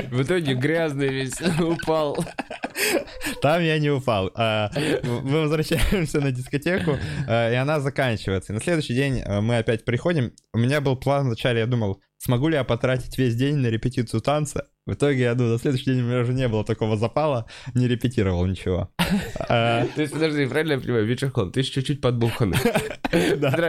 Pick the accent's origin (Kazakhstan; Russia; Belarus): Russia; Udmurtia; Наши, я подразумеваю, русских. Я вообще удмурт